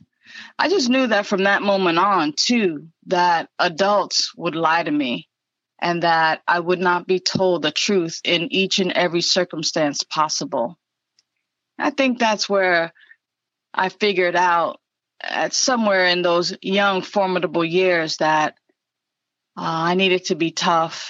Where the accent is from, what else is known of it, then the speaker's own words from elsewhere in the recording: New York City, New York, United States; I was born and raised in the Bronx, and being from the Bronx